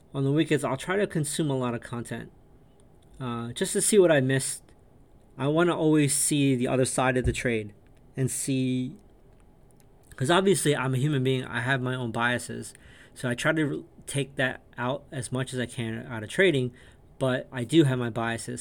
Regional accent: New York, United States; also born or lived in an Asian country; I grew up in New York, latchkey kid, uh, immigrated from um, an Asian country

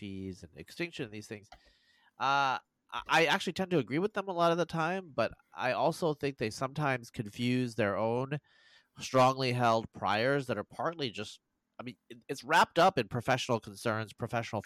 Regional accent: Oregon, United States; I'm from Oregon.

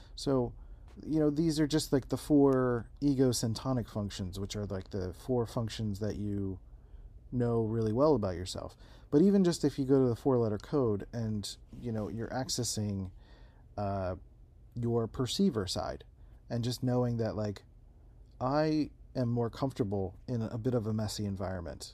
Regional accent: Philadelphia, Pennsylvania, United States; also born or lived in San Diego, California; now in Rochester, United States; I grew up in Philadelphia

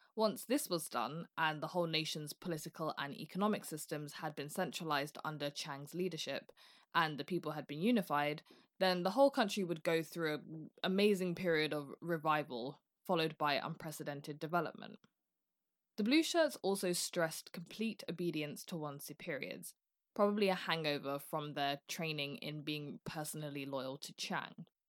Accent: United Kingdom; I'm British

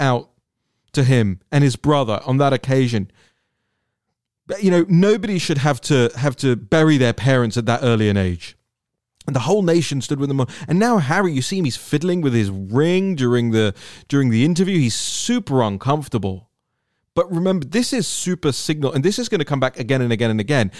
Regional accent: United Kingdom

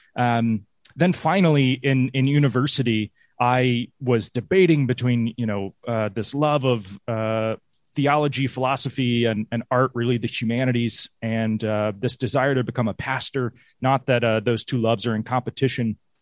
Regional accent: Greenville, South Carolina, United States; moved away as an adult; also born or lived in London / New York; now in Tennessee, United States; I grew up in Greenville, South Carolina

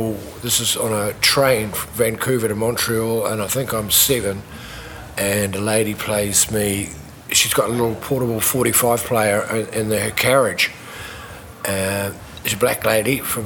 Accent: New Zealand; also born or lived in Canada / Western Australia; I was born in Canada, and then my parents migrated out to New Zealand

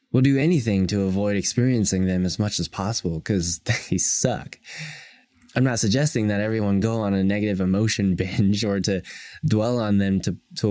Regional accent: United States

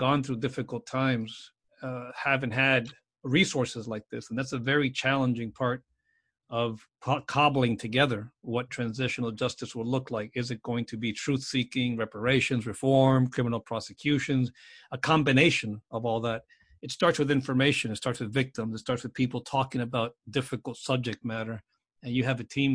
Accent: South Florida, United States; growing up in South Florida

